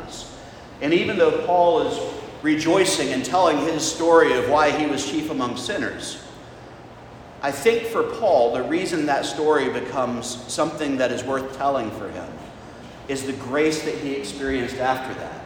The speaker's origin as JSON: {"language": "English", "region": "the South", "country": "United States", "tie": "born or raised there", "said": "as a child growing up in the South"}